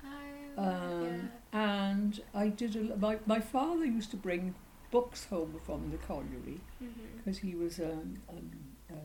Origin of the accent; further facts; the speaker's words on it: Wales, United Kingdom; also born or lived in Fishguard; I was born in Fishguard, but then because my father was in mining, I was brought up in the mining valleys